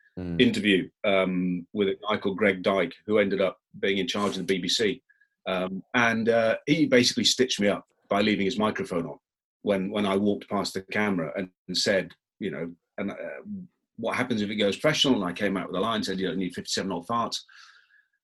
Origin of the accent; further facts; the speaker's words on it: England, United Kingdom; I'm very English